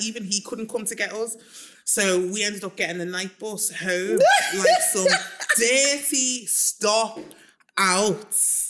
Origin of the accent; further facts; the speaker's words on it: Nigeria; I mean, Nigeria is amazing because I am like Nigerian myself.